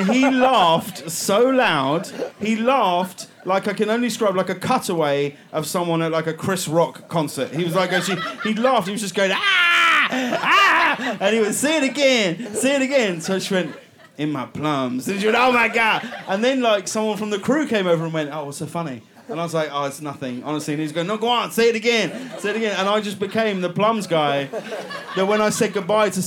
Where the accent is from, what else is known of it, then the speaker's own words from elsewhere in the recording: High Wycombe, South East England, United Kingdom; I'm from High Wycombe